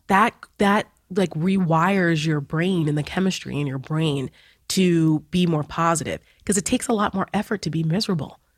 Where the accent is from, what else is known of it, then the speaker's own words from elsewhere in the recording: New Jersey, United States; moved away as an adult; now in Washington, D.C. area, United States; I'm from Jersey